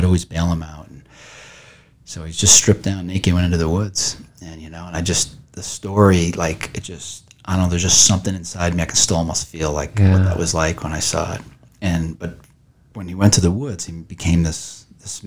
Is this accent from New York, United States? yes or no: yes; St. Bonaventure, New York, United States; when I was growing up around St. Bonaventure